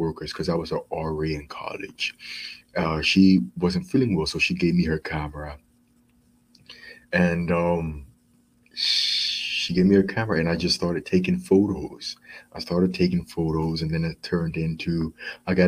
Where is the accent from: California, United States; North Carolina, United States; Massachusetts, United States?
North Carolina, United States; Charlotte; I was born in Charlotte, North Carolina